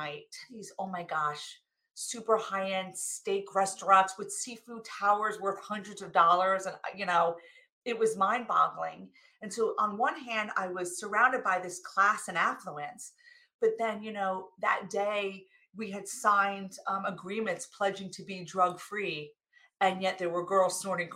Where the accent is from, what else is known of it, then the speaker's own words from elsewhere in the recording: New Jersey, United States; I came from New Jersey.